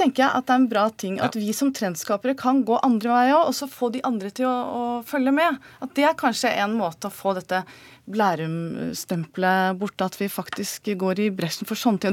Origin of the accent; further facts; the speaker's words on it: Bærum, Akershus, Norway; jeg er fra Bærum